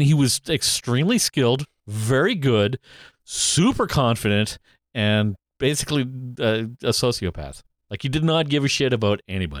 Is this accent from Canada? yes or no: yes; Canada; I am Canadian.